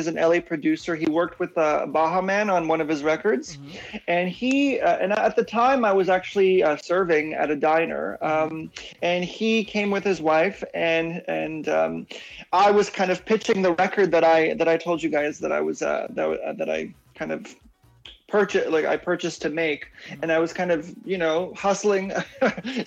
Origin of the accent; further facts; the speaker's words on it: Toronto, Ontario, Canada; moved away as an adult; also born or lived in Poland; now in Vancouver, Canada; I grew up in Toronto. I came to Toronto, Canada when I was 5 and then moved to Vancouver years ago